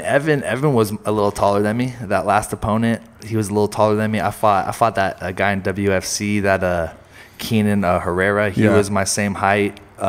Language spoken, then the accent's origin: English; Santa Cruz, California, United States; moved away as an adult; now in Reno, United States; So I grew up in Santa Cruz